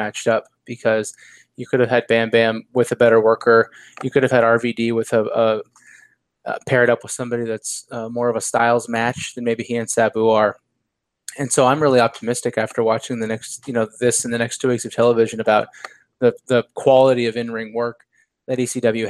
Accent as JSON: {"language": "English", "country": "United States", "said": "as the American"}